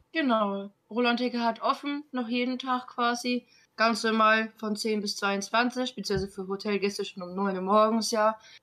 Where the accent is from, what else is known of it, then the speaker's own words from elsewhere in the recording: North Rhine-Westphalia, Germany; moved away; Phantasialand ist ja eigentlich sogar mein alter Homepark. Ich komme ja eigentlich aus Nordrhein-Westfalen